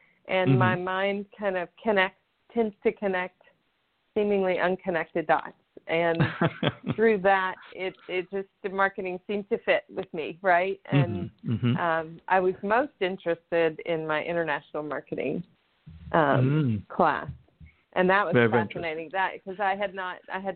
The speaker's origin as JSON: {"language": "English", "town": "Houston", "region": "Texas", "country": "United States", "tie": "born or raised there", "also_born_or_lived": "California / Colorado", "moved": "as an adult", "lives_now": "Tennessee, United States", "said": "So I grew up in Houston, Texas, in the United States."}